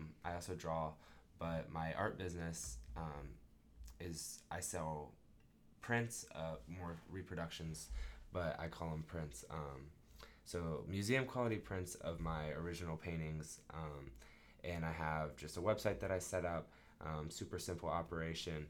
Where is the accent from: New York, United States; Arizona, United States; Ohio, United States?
Ohio, United States; Dublin; moved away as an adult; now in Knoxville, United States; I'm from Dublin, Ohio, which is about 15 minutes outside of Columbus, Ohio, our capital